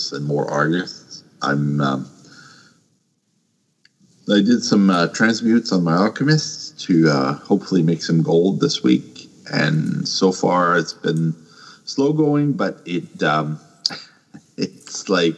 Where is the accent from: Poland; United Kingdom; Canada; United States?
Canada; I'm Canadian.